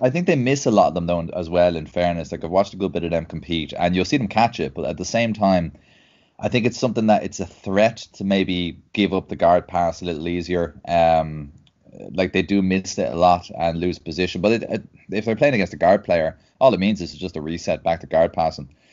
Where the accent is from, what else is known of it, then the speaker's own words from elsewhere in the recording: Dublin, Leinster, Ireland; I'm uh, born and bred in Dublin.